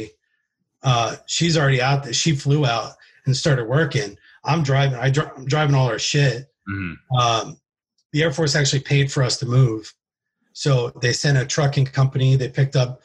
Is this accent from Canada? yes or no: no; East Coast, United States; moved away; also born or lived in California; I'm from the East Coast